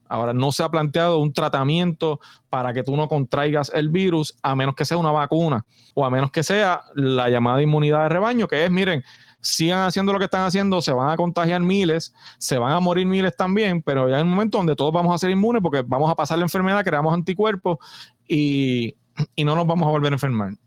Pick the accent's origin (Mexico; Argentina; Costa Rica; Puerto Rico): Puerto Rico